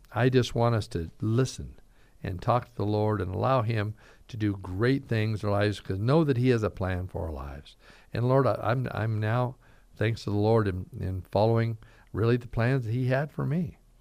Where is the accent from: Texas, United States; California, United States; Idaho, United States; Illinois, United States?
Idaho, United States; Caldwell; moved away as an adult; also born or lived in Vancouver, Washington; now in Boise, United States; I was raised in Caldwell for years, moved away to Vancouver, Washington for nine years